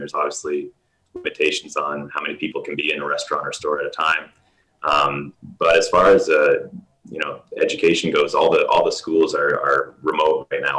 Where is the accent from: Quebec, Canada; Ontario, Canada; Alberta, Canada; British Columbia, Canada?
Ontario, Canada; Exeter; moved away as an adult; also born or lived in Marrakesh, Morocco; now in Kuwait; I'm originally from Exeter, Ontario, Canada. I spent 2 years teaching in Ontario before I went the international route. And before coming to Kuwait, I was teaching at the American School of Marrakesh in Morocco.